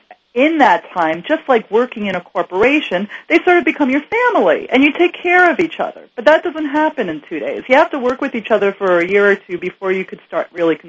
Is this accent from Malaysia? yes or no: no; New York City, New York, United States; You know, I grew up in New York City, and everybody did the Madison Avenue lunch.